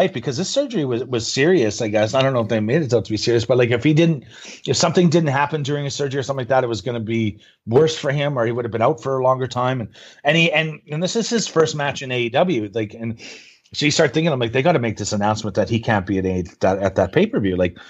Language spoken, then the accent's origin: English; Regina, Saskatchewan, Canada; And so it just so happened where I'm my hometown, Regina, Saskatchewan, as a purpose-built soundstage